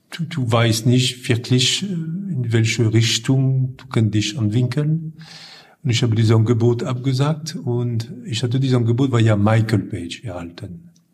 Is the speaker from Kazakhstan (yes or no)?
no; Lille, Hauts-de-France, France; German is a second language; now in Germany; ich komme aus äh, Norden Frankreich, aus Lille